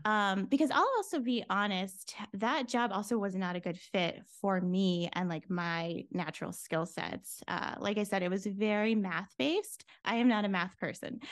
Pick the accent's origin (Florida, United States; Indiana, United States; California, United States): Florida, United States; moved away as an adult; also born or lived in New York City; I grew up in Florida, so moving to New York City